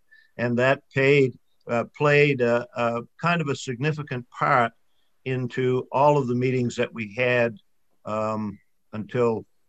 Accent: Northeast Harbor, Maine, United States; As I grew up in Northeast Harbor, across the Sound from Bernard and McKinley

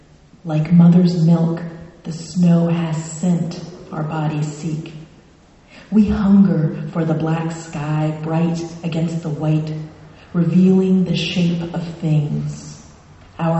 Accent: Florida, United States; now in Maine, United States; So I'm originally from South Florida, and I married a Mainer, and my only brother, also moved to Maine.

